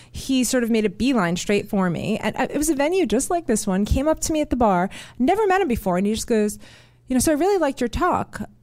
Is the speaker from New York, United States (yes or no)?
yes; New York, United States; you know, I grew up in New York